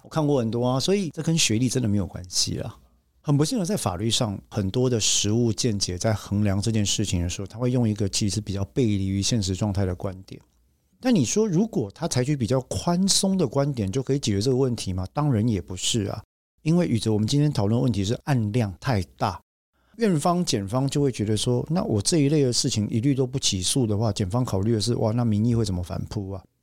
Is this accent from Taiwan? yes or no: yes; Taiwan; 我们台湾人讲说